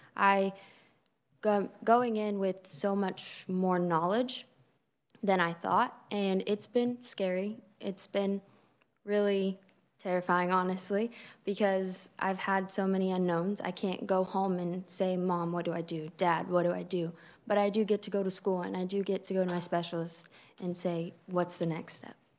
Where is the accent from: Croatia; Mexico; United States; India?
United States; Greensburg, Kansas; I'm from Greensburg, Arkansas County